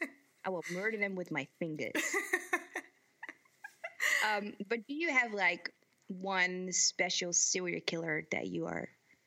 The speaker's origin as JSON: {"language": "English", "country": "Netherlands", "said": "I'm from the Netherlands."}